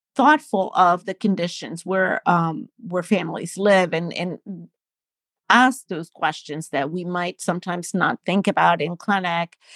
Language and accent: English; Panama; moved away as an adult; also born or lived in New Jersey / Philadelphia; now in Baltimore, United States; I'm from Panama in Central America, and, um, I went to medical school